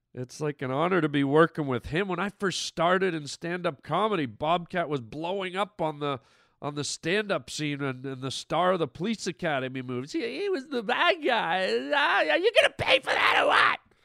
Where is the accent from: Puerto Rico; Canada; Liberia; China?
Canada; now in United States; I'm from Canada. I never voted in Canada